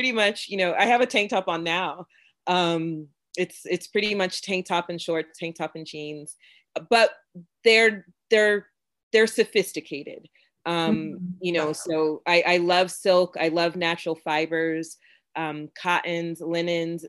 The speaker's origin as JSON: {"language": "English", "region": "Florida", "country": "United States", "tie": "born or raised there", "also_born_or_lived": "Jamaica (ancestry) / North Carolina", "said": "I'm from Florida. My family's from Jamaica. And there's a certain vibe that happens when you come from a place like Florida and your parents are Jamaican, right? Like growing up"}